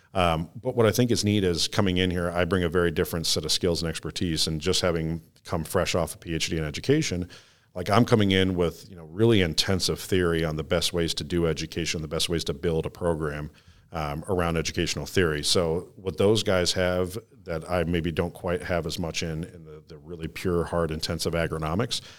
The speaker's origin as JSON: {"language": "English", "town": "Hastings", "region": "Michigan", "country": "United States", "tie": "born or raised there", "said": "grew up on the west side of Michigan, um, sort of southwest. Uh, if you drew a triangle between Battle Creek, Kalamazoo, and Grand Rapids, I'm right smack dab in the middle in Hastings."}